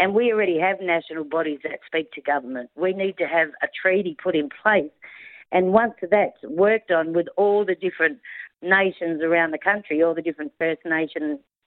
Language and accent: English; Australia